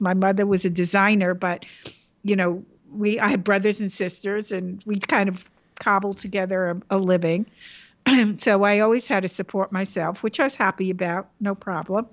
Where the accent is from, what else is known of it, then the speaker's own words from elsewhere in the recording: New York City, New York, United States; The Bronx was, uh, my center